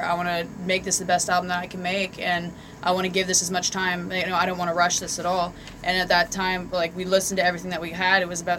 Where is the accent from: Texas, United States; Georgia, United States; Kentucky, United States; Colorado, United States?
Colorado, United States; Fort Collins; moved away as an adult; also born or lived in Oregon / California; now in Philadelphia, United States; So I'm born and raised in Fort Collins, Colorado. I spent a decent amount of time. So I'm 26. From the time I was 19 is when I first left home, but I went out west. I spent time in Oregon on and off